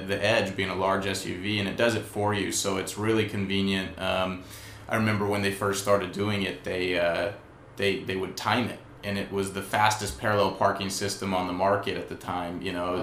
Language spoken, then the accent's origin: English; Louisiana, United States; also born or lived in California; now in Sacramento, United States; I'm not originally from California. I'm from Louisiana, and that was part of driver's ed, and that was part of getting your license